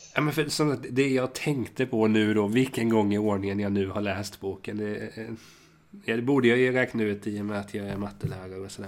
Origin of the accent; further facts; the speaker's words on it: Hultsfred, Kalmar County, Sweden; Jag är ju från Kalmar och Hultsfred